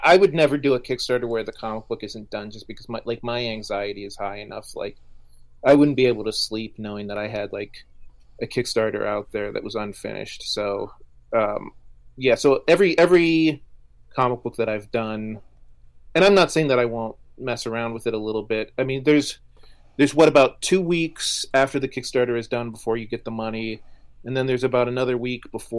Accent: Pittsburgh, Pennsylvania, United States; I'm from Pittsburgh

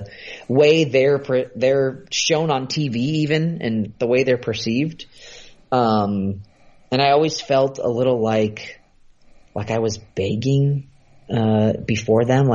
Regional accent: San Francisco, California, United States; moved away as an adult; I grew up in Northern California, so in like the San Francisco area

